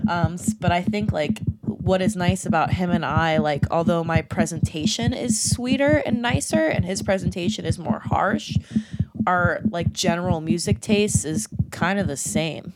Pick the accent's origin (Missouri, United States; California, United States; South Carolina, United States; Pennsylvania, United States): Pennsylvania, United States; Somerset; I was originally from Somerset, PA. So an hour out, so coming to Pittsburgh was a big deal